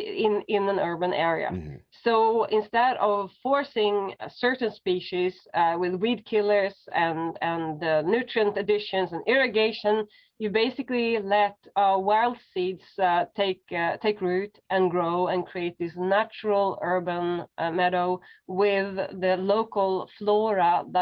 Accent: Sweden; now in Berlin, Germany; I grew up in Sweden, so we learned a lot about nature in school and kindergarten and so on.

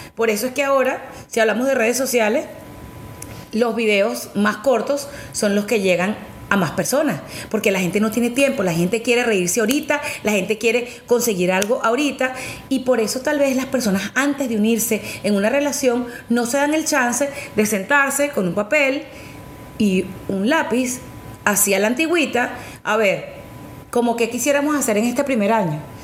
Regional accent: Venezuela; en mi país, en Venezuela

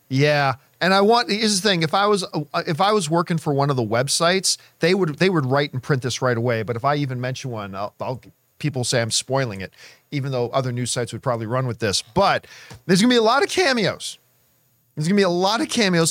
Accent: Canada; now in United States; I am Canadian

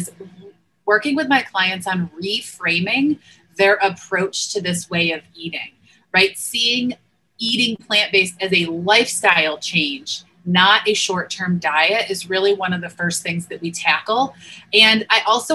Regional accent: Northeast, United States; moved away; I grew up in the Northeast

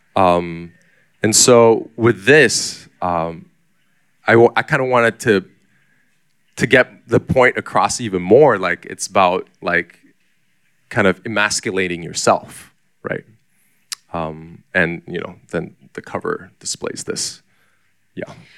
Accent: Taichung, Taiwan; moved away; also born or lived in Singapore / United States / Taipei / Shanghai; I was mostly growing up in Taichung, Taiwan

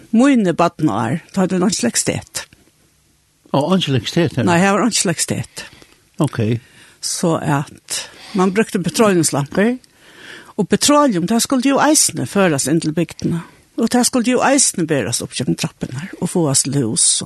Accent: Gásadalur, Faroe Islands; Jeg er født i Gassadel. Begge foreldrene våre herfra. Så jeg er født og oppvoksen her.

